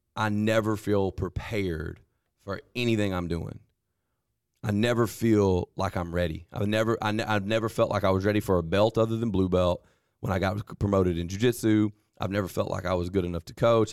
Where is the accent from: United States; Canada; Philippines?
United States; Vernon, Alabama; now in Lowndes County, United States; I grew up playing football in Lamar County at Vernon